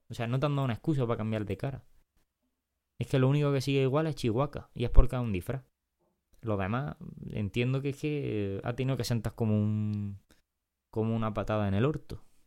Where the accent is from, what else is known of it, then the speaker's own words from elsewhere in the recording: Granada, Andalusia, Spain; accent: Granada; como hablamos nosotros no, normalmente es como se habla en Granada